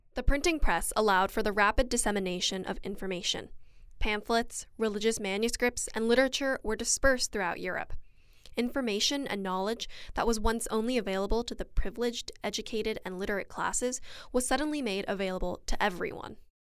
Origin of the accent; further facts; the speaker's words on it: West Coast, United States; accent: general American with a touch of West Coast; both of us have a general American accent with a touch of West Coast influence.